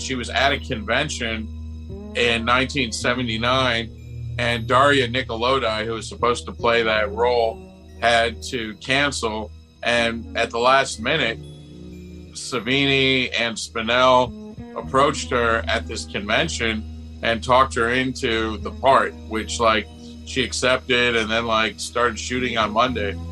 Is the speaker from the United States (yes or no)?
yes; Buffalo, New York, United States; I grew up in Buffalo, New York